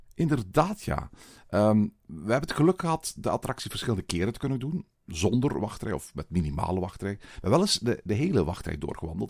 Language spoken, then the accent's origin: Dutch; Belgium; bij ons in Walibi Belgium